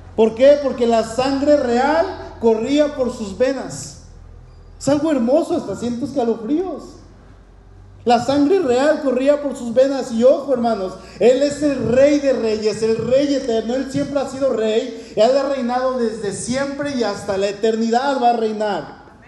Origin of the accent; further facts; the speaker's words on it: Mexico City, Mexico; soy, soy de aquí, de la Ciudad de México y soy, bueno, soy mexicano